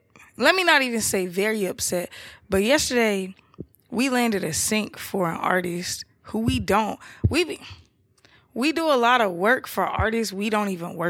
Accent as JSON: {"language": "English", "town": "Atlanta", "region": "Georgia", "country": "United States", "said": "Nah, I'm from Atlanta. That's my favorite city."}